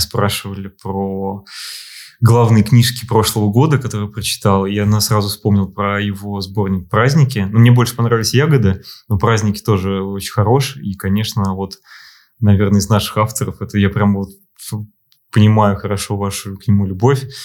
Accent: Moscow, Russia; also born or lived in Saint Petersburg; я москвич

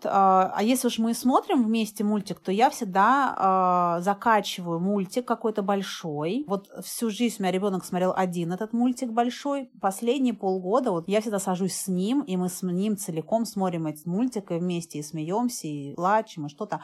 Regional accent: Moscow, Russia; moved away; also born or lived in Thailand; я родилась в Москве

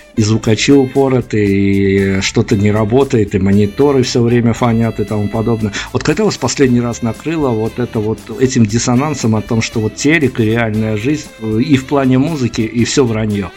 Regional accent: Belarus; я белорус

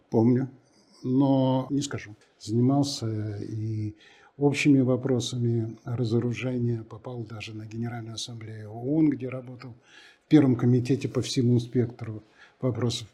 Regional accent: Russia; also born or lived in United States / Belgium; у нас страна настолько интересная, настолько огромная, настолько разнообразная

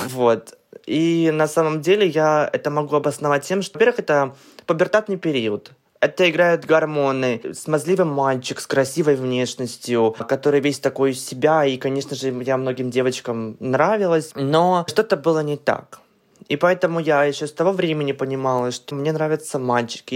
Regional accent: Kamchatka Krai, Russia; я родом с Камчатки, и адекватный интернет у нас появился очень очень поздно

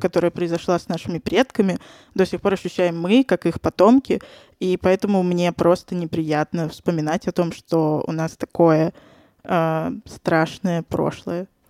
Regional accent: Saint Petersburg, Russia; moved away as an adult; now in Moscow, Russia; я родилась и выросла в Санкт-Петербурге, недавно переехала в Москву

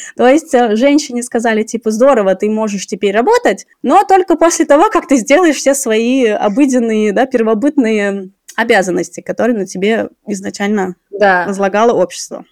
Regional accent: Tashkent, Uzbekistan; я сама родом с Ташкента

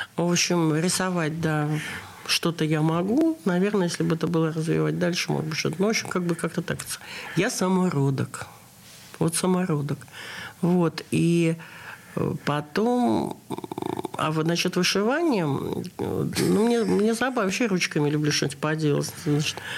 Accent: Saint Petersburg, Russia; Я родилась в Ленинграде

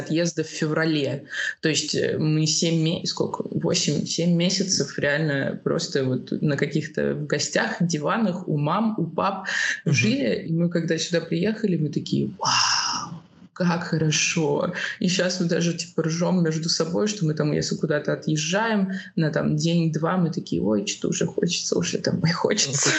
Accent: Russia; moved away as an adult; also born or lived in Spain; now in Lisbon, Portugal; я уехала тоже из России

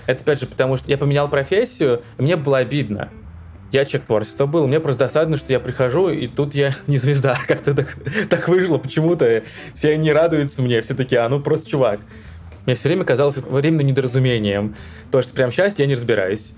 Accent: Donetsk, Donetsk Oblast, Ukraine; moved away as an adult; Я сам из Донецка, что в Украине

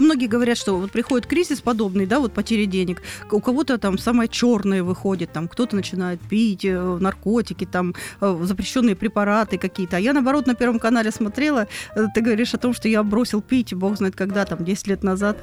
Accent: Rostov Oblast, Russia; Я из Ростовской области

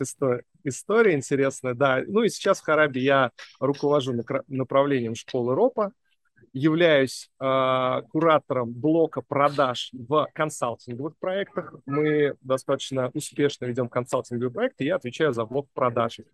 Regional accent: Samara, Samara Oblast, Russia; moved away as an adult; now in Moscow, Russia; Я сам родом из Самары

